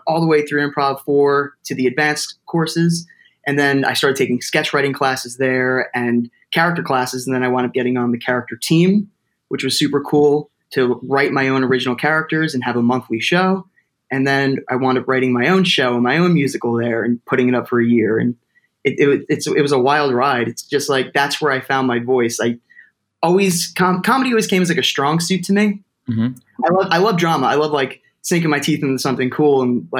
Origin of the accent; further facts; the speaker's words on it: Toms River, New Jersey, United States; my hometown like a place to do theater called Exit 82 Theater Company, because I'm from Tom's River and that's Exit 82.